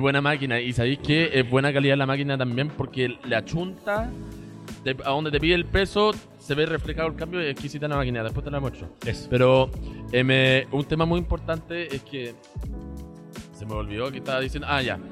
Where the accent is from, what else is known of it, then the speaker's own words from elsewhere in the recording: Chile; moved away as an adult; also born or lived in China / United States; Yo soy chileno, nacido y criado acá hasta los 19 años. Viví en China de los 4 hasta los 7 años.